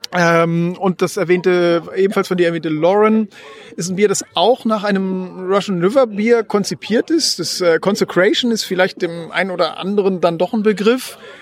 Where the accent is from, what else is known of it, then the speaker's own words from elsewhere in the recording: Northern Germany, Germany; wir sind ja Norddeutsche